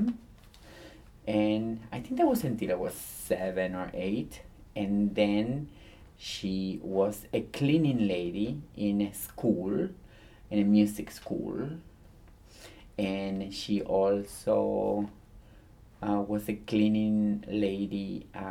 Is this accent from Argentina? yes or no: yes; Gálvez, Santa Fe, Argentina; English is a second language; moved away as an adult; also born or lived in Miami; now in United States; I grew up in the city of Gálvez, in the state of Santa Fe, in the nation of Argentina